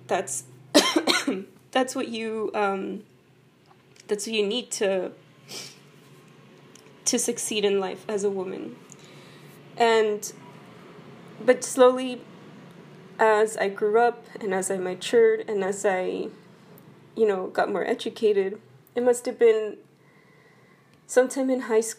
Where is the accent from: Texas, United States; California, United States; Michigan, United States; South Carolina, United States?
Texas, United States; El Paso; Both of my parents are from Mexico, and I was born and raised in El Paso, Texas